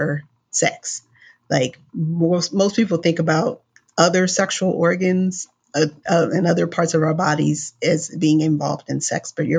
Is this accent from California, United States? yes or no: yes; Los Angeles, California, United States; I'm from Los Angeles. I live in Los Angeles